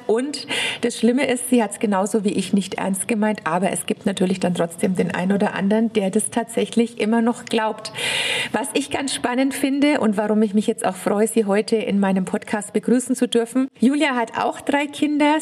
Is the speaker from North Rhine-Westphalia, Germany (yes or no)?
no; Bavaria, Germany; komme ich ja aus Bayern